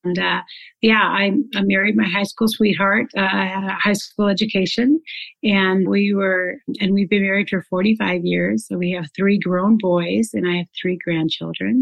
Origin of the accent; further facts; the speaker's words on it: Shelton, Washington, United States; now in Coeur d'Alene, United States; that's where I was actually born, in a little bit smaller town, but then that's where I was raised. Mm-hmm. And it's called Shelton, Washington